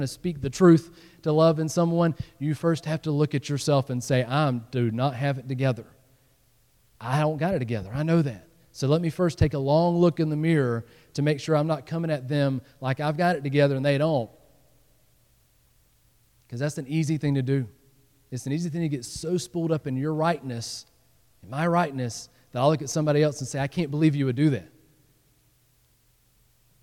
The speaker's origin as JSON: {"language": "English", "region": "the South", "country": "United States", "moved": "yes", "said": "I came from the South, and you know, in the South, you dress up"}